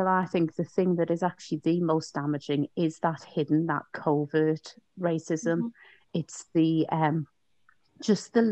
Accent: Newcastle upon Tyne, North East England, United Kingdom; also born or lived in Leicester; when I was growing up in Newcastle

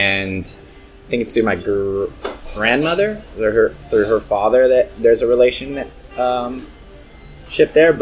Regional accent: the Bay Area, California, United States; I'm from the Bay

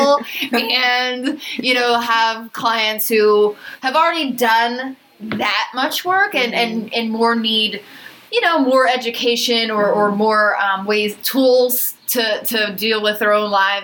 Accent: Philadelphia, Pennsylvania, United States; now in San Diego, United States; I'm originally from Philadelphia

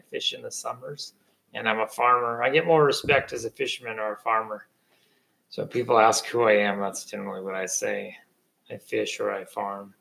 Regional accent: San Francisco Bay, California, United States; I grew up on San Francisco Bay

